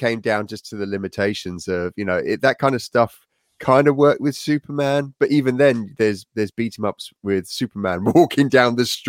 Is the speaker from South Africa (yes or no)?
yes; South Africa; I grew up in South Africa